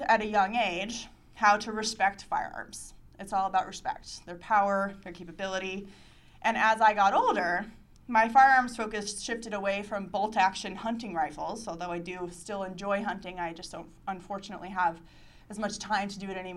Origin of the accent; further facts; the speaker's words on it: Arizona, United States; I'm from Arizona